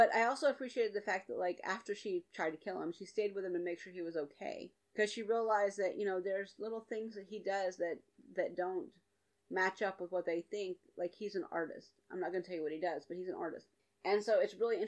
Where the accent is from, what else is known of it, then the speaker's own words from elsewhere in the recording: the South, United States; I'm from the South